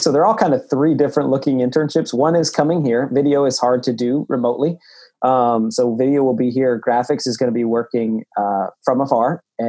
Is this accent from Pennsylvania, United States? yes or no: yes; Pennsylvania, United States; moved away; I grew up in Pennsylvania.